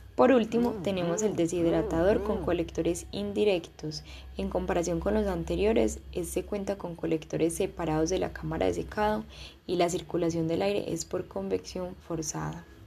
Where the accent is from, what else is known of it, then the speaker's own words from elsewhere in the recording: Colombia; en mi país Colombia